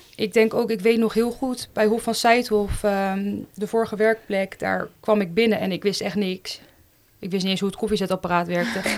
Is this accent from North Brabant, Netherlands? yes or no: no; Leiden, South Holland, Netherlands; Ik eh, ben geboren en getogen in Leiden